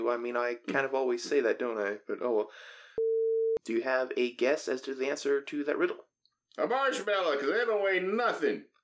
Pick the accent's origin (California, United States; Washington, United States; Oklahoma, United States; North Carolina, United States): California, United States; Oxnard; I'm from Oxnard. I live in the alley down the way. It's like five blocks over.